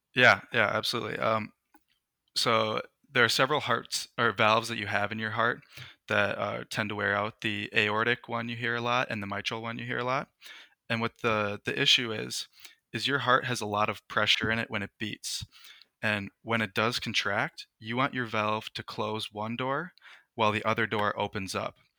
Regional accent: Minnesota, United States; I'm from the United States. I've lived in Minnesota my entire life

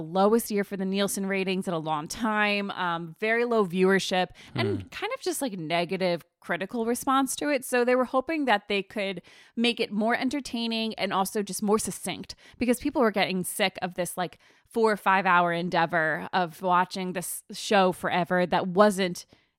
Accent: East Coast, United States; now in California, United States; My mom and dad ripped me away from everything I knew growing up on the East Coast and brought me to this land of sunshine where I never have to step in a puddle.

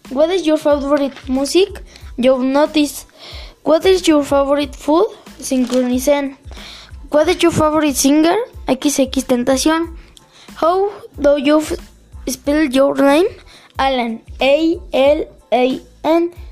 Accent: Mexico; English is a second language; I am years 12 years old. Where are you from? I am from Mexico.

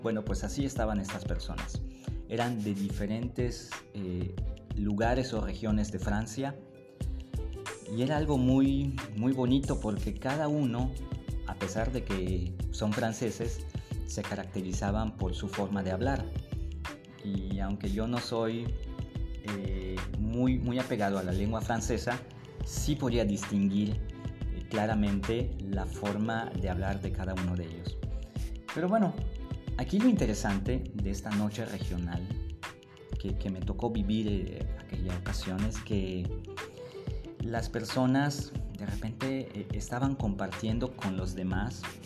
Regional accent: Mérida, Yucatán, Mexico

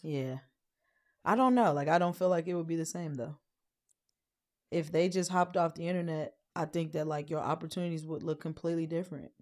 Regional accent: Wisconsin, United States; moved away; also born or lived in Chicago; I come from Wisconsin, Chicago

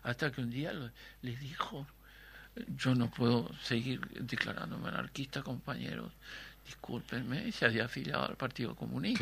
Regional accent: Treinta y Tres, Uruguay; la cuadra donde yo nací

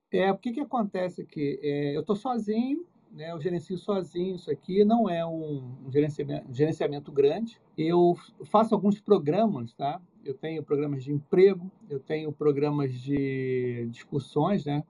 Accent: Rio de Janeiro, Brazil; eu sou aqui do Rio

